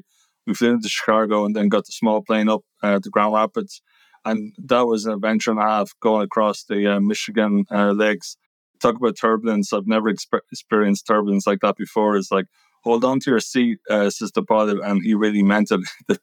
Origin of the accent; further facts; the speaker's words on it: Ireland; I'm from Ireland